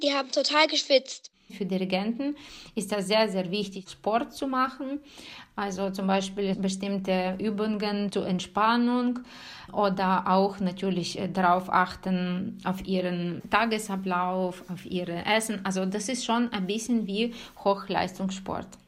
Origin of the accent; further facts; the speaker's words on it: Ukraine; moved away; als Ukrainerin, weil alle meine Freunde sind dort, meine Familie ist dort, meine Eltern leben dort